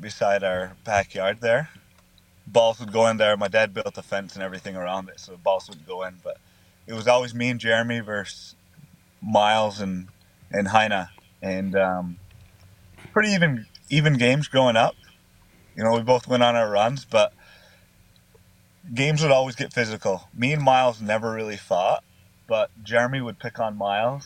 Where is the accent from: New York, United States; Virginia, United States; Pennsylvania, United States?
New York, United States; Onondaga; Growing up in Onondaga